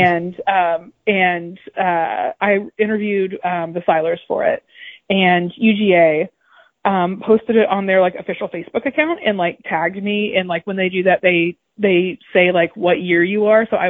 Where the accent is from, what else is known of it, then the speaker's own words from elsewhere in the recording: Marietta, Georgia, United States; moved away as an adult; now in Brooklyn, United States; I'm from Marietta, grew up in Marietta, Cobb County Schools.